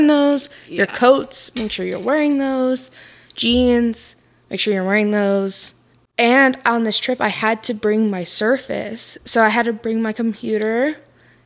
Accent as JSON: {"language": "English", "region": "Florida", "country": "United States", "tie": "born or raised there", "said": "I live in Florida. I grew up in Florida"}